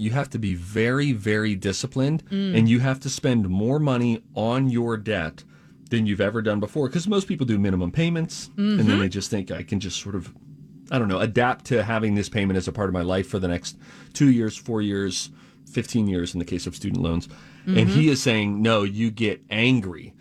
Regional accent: United States; As an American family with four kids

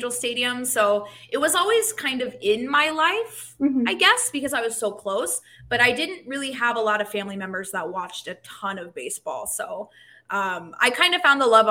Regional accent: Southern California, United States; I was born and raised in Southern California.

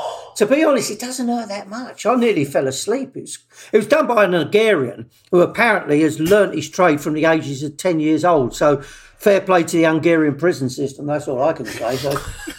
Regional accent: London, United Kingdom; accent: Cockney; I was born in Bethnal Green

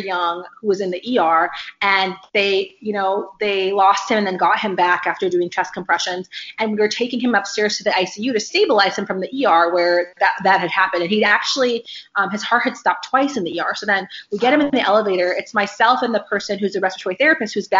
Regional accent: Indiana, United States; moved away as an adult; now in Chicago, United States; I am born and raised in Indiana.

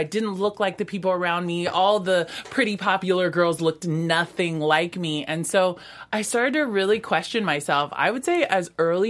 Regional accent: Pacific Northwest, United States; also born or lived in West Coast; I grew up on the West Coast, primarily in the Pacific Northwest, and there wasn't a lot of people there that looked like me.

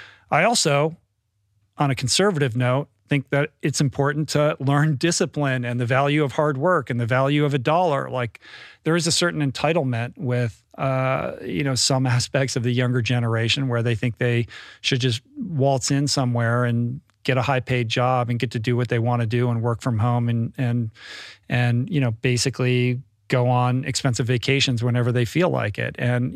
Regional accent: Bethesda, Maryland, United States; I grew up in Bethesda.

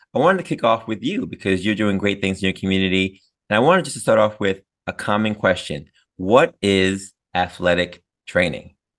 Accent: New Paltz, New York, United States; SUNY New Paltz, which I know very well. That's in my hometown

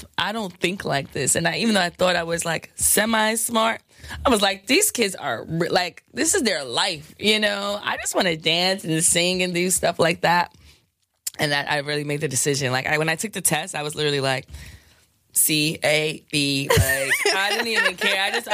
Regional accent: New York City, New York, United States; I'm from the South Bronx.

